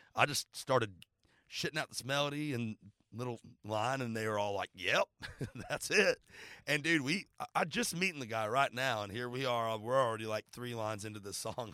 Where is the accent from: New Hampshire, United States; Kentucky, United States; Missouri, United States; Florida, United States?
Florida, United States; now in Nashville, United States; I grew up playing football in Florida